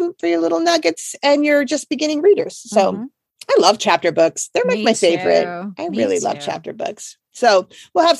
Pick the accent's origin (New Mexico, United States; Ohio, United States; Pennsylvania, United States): Pennsylvania, United States; Philadelphia; moved away; I came from Philly